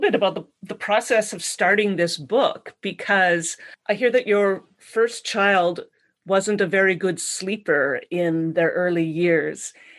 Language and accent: English; Winnipeg, Manitoba, Canada; I'm from Winnipeg, where Ukrainian culture is very strong.